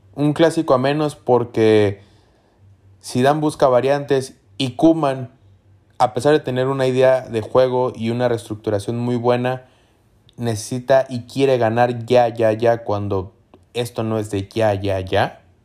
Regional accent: Mexico; Yo soy de México

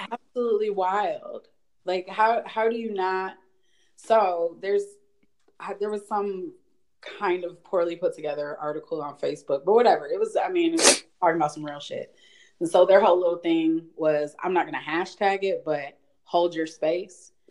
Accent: East Lansing, Michigan, United States; also born or lived in Akron, Ohio; now in Washington, D.C., United States; I am originally from from East Lansing

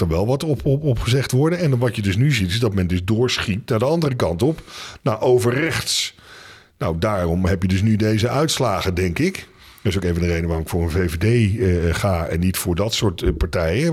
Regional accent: Netherlands; als Nederlanders

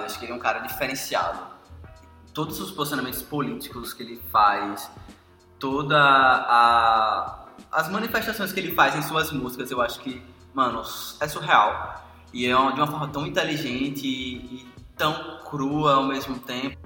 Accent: Brazil; nós brasileiros

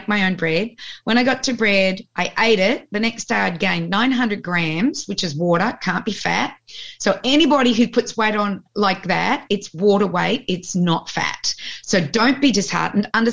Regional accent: Australia; also born or lived in Colorado; I was born in Australia 16 months after Lisa

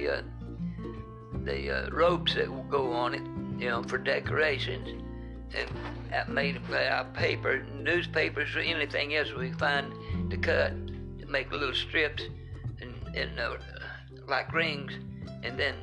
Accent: Wartburg, Tennessee, United States; moved away; also born or lived in Evansville, Indiana / Rockford, Illinois; This is where I was raised and born. Raised there. Born there.

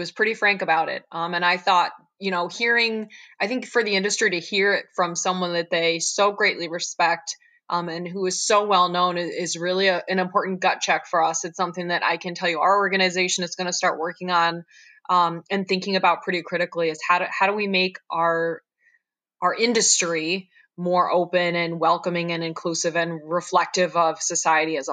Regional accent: Dundee, New York, United States; I was raised here in the Finger Lakes, right in Dundee, very small town

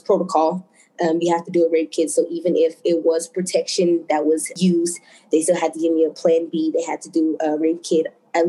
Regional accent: Denver, Colorado, United States; I am from Denver, Colorado.

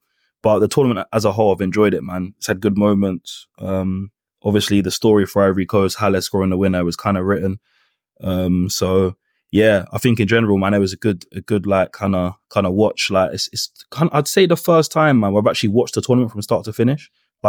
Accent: Jamaica; Nah, I say that tongue-in-cheek, obviously, being a Jamaican, but nah, I've enjoyed it, man.

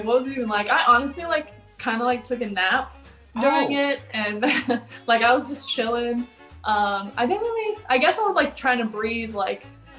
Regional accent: Texas, United States; now in Chicago, United States; It was a little brief stop in my overall story, but I started in Texas.

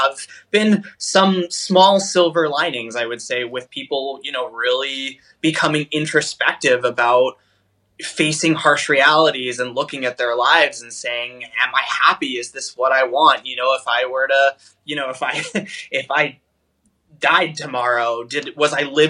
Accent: Northeast, United States; moved away as an adult; now in Central Florida, United States; I grew up in the Northeast and I went to school in the Northeast and I've lived pretty much my entire life in the Northeast

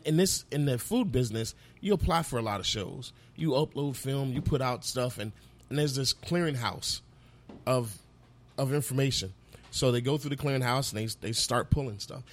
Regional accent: Fort Myers, Florida, United States; moved away; also born or lived in North Carolina / Georgia; I'm from Fort Myers, and every summer we have mangoes

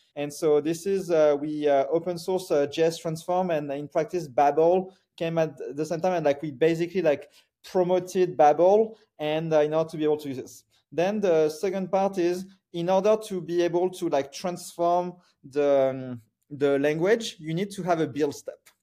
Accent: France; moved away; I grew up in France

